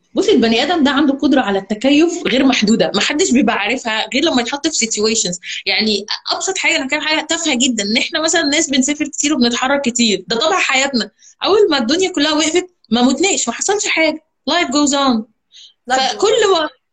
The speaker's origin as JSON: {"language": "Arabic", "town": "Alexandria", "region": "Alexandria Governorate", "country": "Egypt", "also_born_or_lived": "Cairo", "moved": "as an adult", "lives_now": "Dubai, United Arab Emirates", "said": "انا اصلا من اسكندريه"}